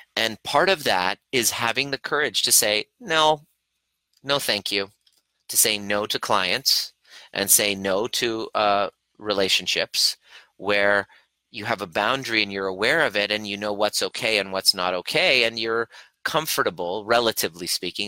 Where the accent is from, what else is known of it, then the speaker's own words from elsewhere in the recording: Stittsville, Ontario, Canada; also born or lived in Iran; I grew up in a primary, uh, primarily white neighborhood, uh, Stittsville, Ontario, Canada, just outside of Ottawa